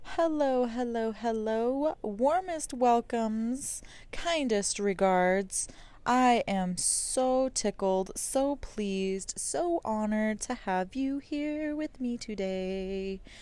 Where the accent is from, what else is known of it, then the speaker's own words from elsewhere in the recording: New Mexico, United States; I'm from New Mexico